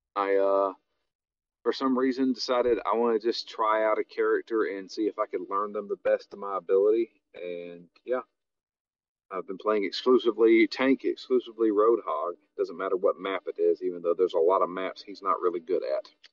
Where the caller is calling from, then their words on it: Bosnia & Herzegovina; I'm calling in from Bosnia